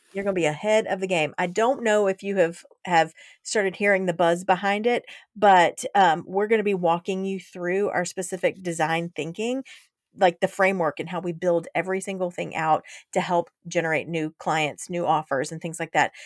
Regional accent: Georgia, United States; I'm from Georgia

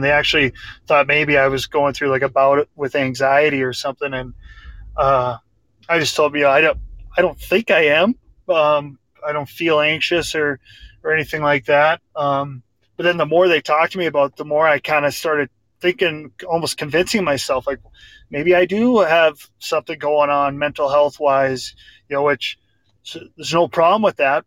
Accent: Grafton, North Dakota, United States; I'm from Grafton Park River. I grew up from the time I was three years old playing hockey uh, just with my buddies in Grafton.

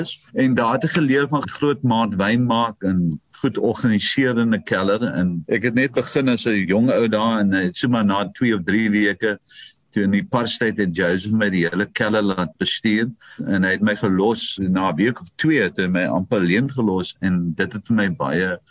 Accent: Paarl, Western Cape, South Africa; ek is gebore op Fairview. Ek is die eerste kind van my pa, die oudste seun en ek is gebore in die plaashuis

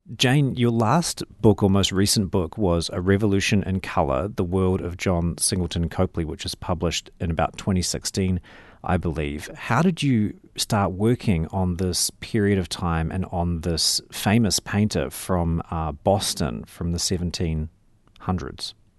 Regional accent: New Zealand; moved away as an adult; also born or lived in United States / Oxford, England; as a New Zealander

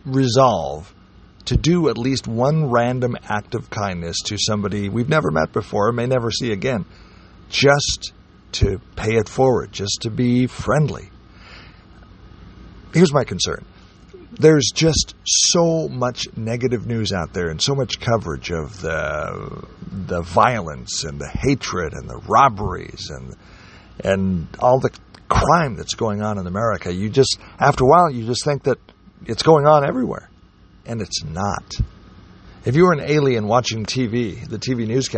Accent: Oregon, United States; moved away as an adult; now in Tennessee, United States; I grew up, I was born in Oregon, lived most of my life in Oregon

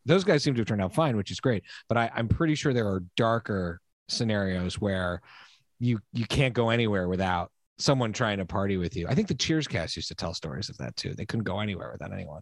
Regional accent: Montreal, Quebec, Canada; also born or lived in United States; I'm American by birth, but I was raised in Montreal

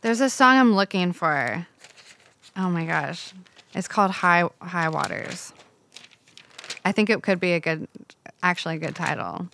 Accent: Agua Dulce, California, United States; I grew up in Agua Dulce, oh, which okay. is like this cute little country town, desert town

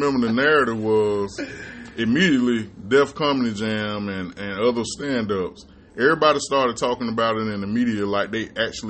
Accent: Florida, United States; when I was growing up in Florida

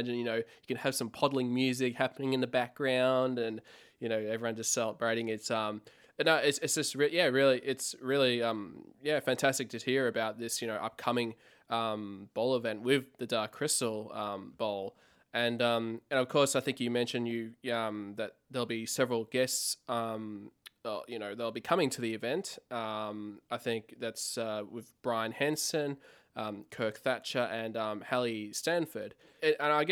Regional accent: Australia; I'm from Australia as well.

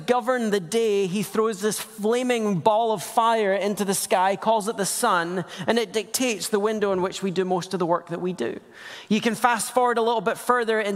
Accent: Scotland, United Kingdom; also born or lived in Portland metro area; now in Portland, United States; I'm Scottish. It's just a funny accent that makes kids look at me funny

